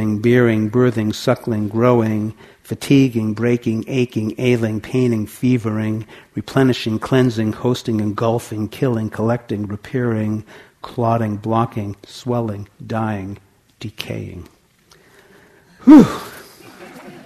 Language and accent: English; Santa Cruz, California, United States; my hometown in Santa Cruz